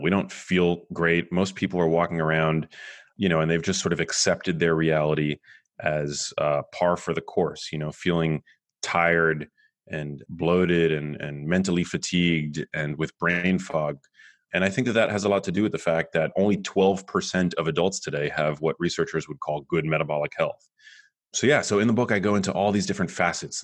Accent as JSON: {"language": "English", "town": "New York City", "region": "New York", "country": "United States", "tie": "born or raised there", "moved": "yes", "lives_now": "Los Angeles, United States", "said": "I grew up in New York City. I live in Los Angeles now."}